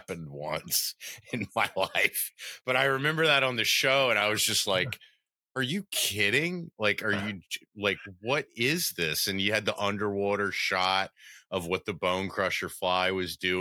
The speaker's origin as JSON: {"language": "English", "region": "Tennessee", "country": "United States", "tie": "born or raised there", "said": "growing up in Tennessee, I was landlocked, and that's, you know, those are kind of my roots."}